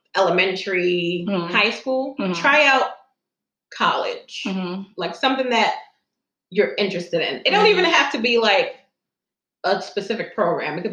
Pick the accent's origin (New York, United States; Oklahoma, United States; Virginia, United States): New York, United States; New York City; I was born in Crown Heights, Brooklyn